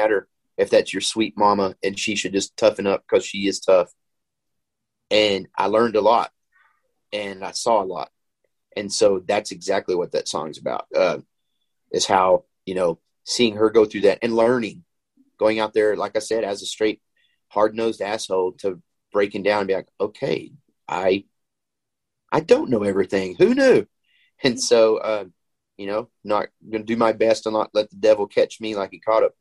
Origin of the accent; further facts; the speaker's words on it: Texas, United States; I grew up in Texas